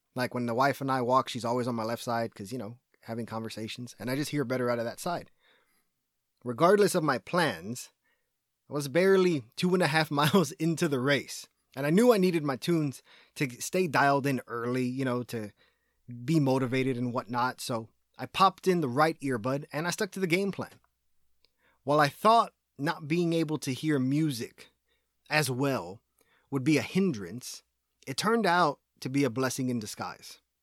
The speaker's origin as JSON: {"language": "English", "region": "Texas", "country": "United States", "said": "as a Texan"}